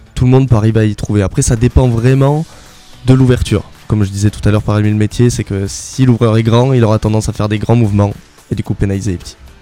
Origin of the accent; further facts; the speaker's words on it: La Barthe-de-Neste, Occitania, France; je suis natif de Labarthe de Nest à côté de Lannemezan